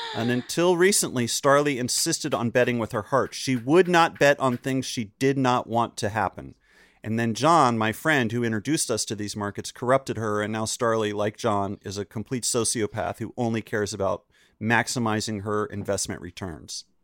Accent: Chapel Hill, North Carolina, United States; I grew up in Chapel Hill, North Carolina.

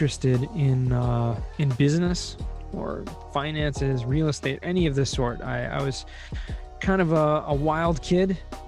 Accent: Southern California, United States; now in Israel; I grew up in Southern California.

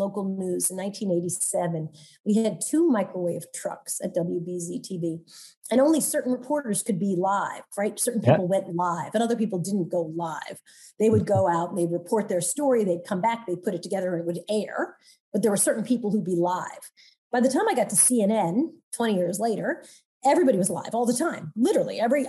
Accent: Long Island, New York, United States; I grew up in Long Island, so I don't know where I got this voice.

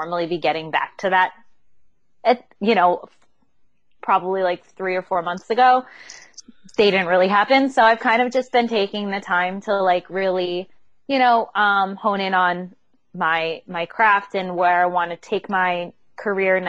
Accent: United States; moved away as an adult; also born or lived in New York / Chester County, Pennsylvania; now in California, United States; We're actually from the East Coast, New York, Pennsylvania area, New York, like New Jersey, Pennsylvania area.

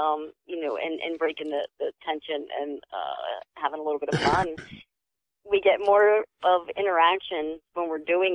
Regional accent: near Fieldsboro, New Jersey, United States; right outside my hometown called White Hill Mansion in Fieldsboro

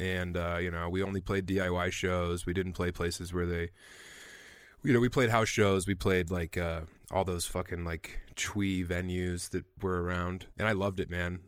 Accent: Eastern Plains of Colorado, United States; also born or lived in Denver; now in Fort Collins, United States; I grew up on the Eastern Plains of Colorado

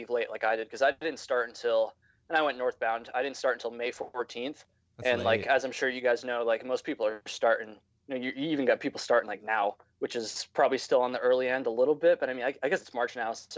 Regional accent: Burlington, Vermont, United States; I'm from Vermont

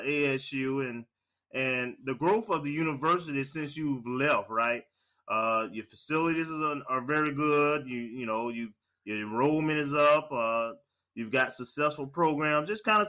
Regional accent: Tallahassee, Florida, United States

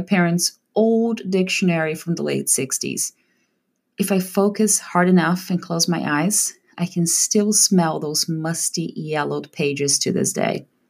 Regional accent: Brazil; English is a second language; moved away as an adult; now in California, United States; In Brazil, we usually have English classes from a very early age

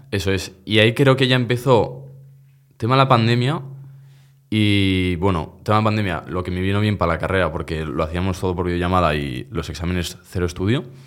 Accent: Zaragoza, Aragon, Spain; Nací en Miralbueno, Zaragoza. Aquí yo soy yo toda la vida, del mismo barrio de Sergio

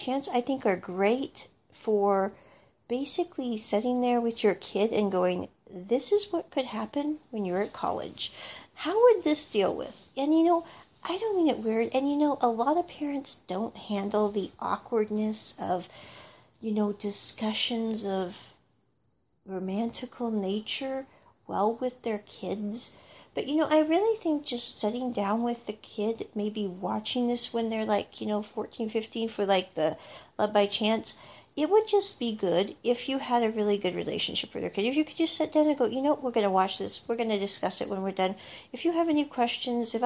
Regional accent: United States; the way that I grew up with in America

